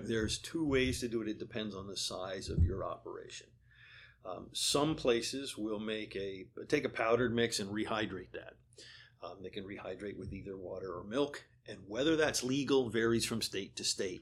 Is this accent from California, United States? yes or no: no; Vermont, United States; now in Pennsylvania, United States; I grew up in Vermont